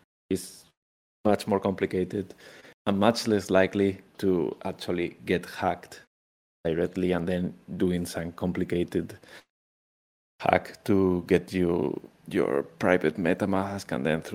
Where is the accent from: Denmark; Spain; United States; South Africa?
Spain; moved away; I'm originally from Spain, Europe